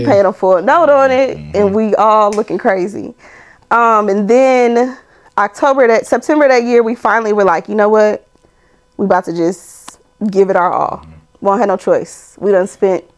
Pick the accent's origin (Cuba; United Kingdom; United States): United States; Omaha, Nebraska; moved away; I'm from Omaha, Nebraska.